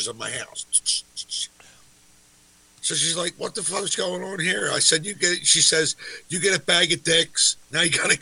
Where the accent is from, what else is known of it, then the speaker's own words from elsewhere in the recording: Philadelphia, Pennsylvania, United States; I'm from Kensington